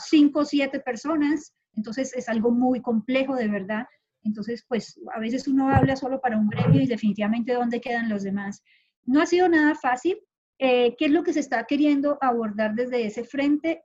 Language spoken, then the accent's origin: Spanish; Colombia; also born or lived in Honduras; now in Panama; salí hace mucho rato de Colombia, yo soy de Colombia